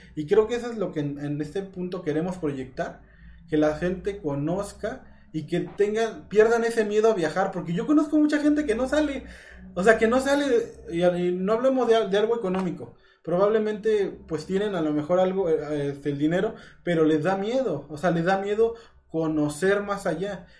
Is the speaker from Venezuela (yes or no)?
no; Mexico